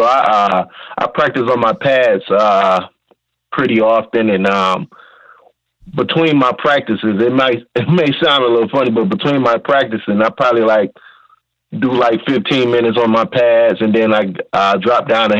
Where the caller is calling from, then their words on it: Detroit, Michigan, United States; I'm calling from Detroit, Michigan.